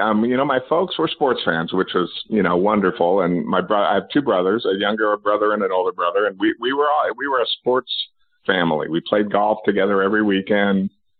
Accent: Reno, Nevada, United States; I grew up in Reno, Nevada, and we were a golfing family, but we were also a television family.

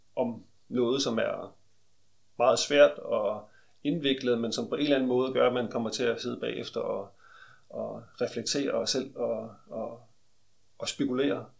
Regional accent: Aarhus, Central Denmark Region, Denmark; Jeg kommer fra Aarhus

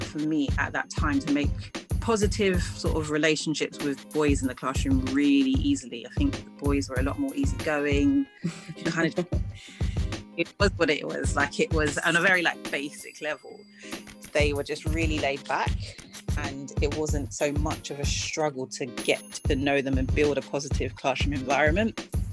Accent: London, United Kingdom; also born or lived in Ghana; I am a Londoner, I'm a mm. Ghanaian

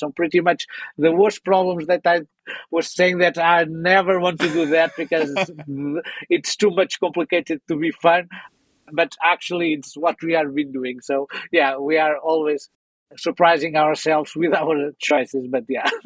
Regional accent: Portugal; I'm someone coming from Portugal

